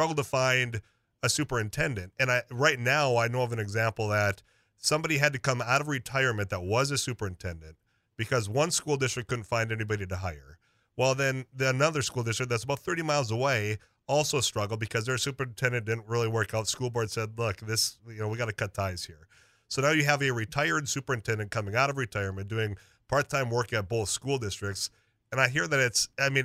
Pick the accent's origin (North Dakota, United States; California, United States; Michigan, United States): North Dakota, United States; Leeds; I'm from the Leeds area, up by Devil's Lake